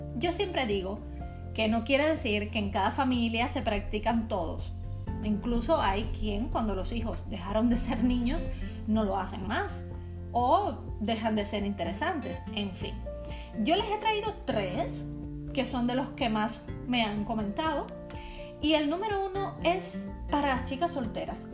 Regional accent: Cuba; now in Czech Republic; para los cubanos

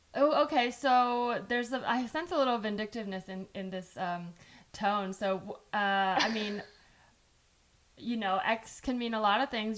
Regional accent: San Jose, California, United States; English is a second language; English wasn't my first language, but I did grow up here

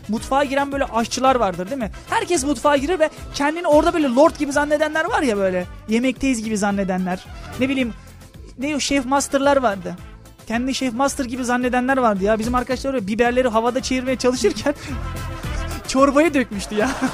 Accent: Lüleburgaz, Kırklareli, Turkey; ben Lüleburgazlıyım

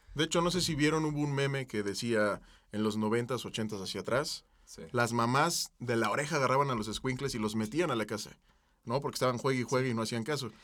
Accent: Mexico City, Mexico; Yo nací aquí en el Parque de los Venados

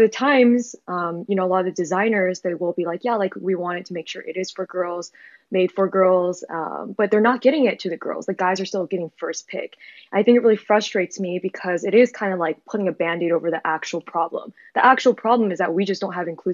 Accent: New York, United States; now in London, United Kingdom; I'm from New York

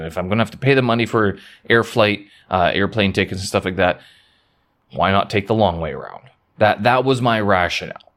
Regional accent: Winnipeg, Manitoba, Canada; now in Beijing, China; back to my hometown, to Winnipeg

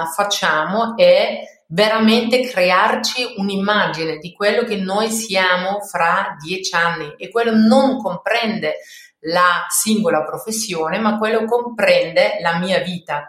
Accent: Austria; Italian is a second language; moved away as an adult; also born or lived in Belgium / Paris, France / Lombardy, Italy; now in Italy; io non sono italiana, sono austriaca, quindi um, ho iniziato la mia, la mia carriera all, all'estero, quindi in Austria

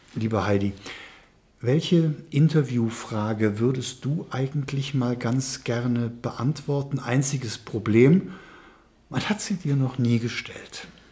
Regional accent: Trier, Rhineland-Palatinate, Germany; ich als geborenes Moselkind und geborener mhm. Eifelaner, ich bin aus Trier

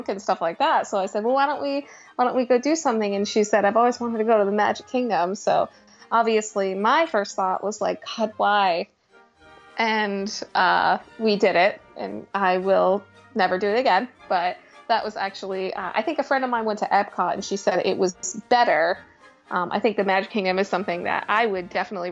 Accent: Boston, Massachusetts, United States; moved away as an adult; also born or lived in Orlando; I grew up in Boston, so I was going to go to college in Boston

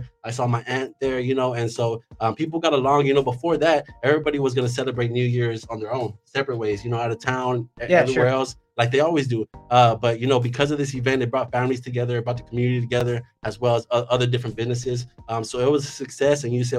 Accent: San Antonio, Texas, United States; now in Kerrville, United States; I'm from San Antonio originally.

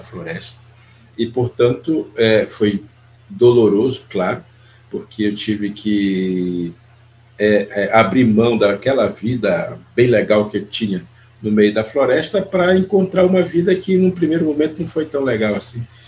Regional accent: Brazil; moved away; Eu pertenço ao povo Munduruku, faço parte desse povo onde eu nasci é, e, e vivi a minha primeira infância diretamente dentro de uma aldeia

